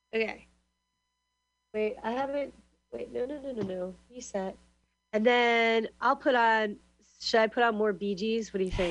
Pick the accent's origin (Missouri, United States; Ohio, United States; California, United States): California, United States; San Francisco; now in Glasgow, United Kingdom; I'm from Glasgow. I live, or I'm from the, I'm from really San Francisco mostly, but in Glasgow, Scotland.